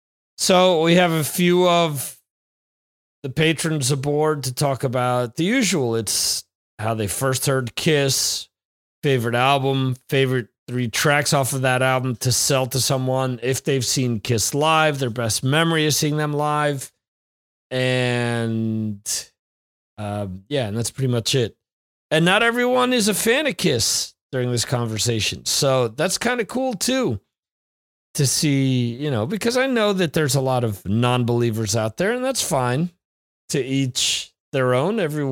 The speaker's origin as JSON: {"language": "English", "region": "Northeast", "country": "United States", "said": "I'm from the Northeast, man. It gets colder there, gets hotter there."}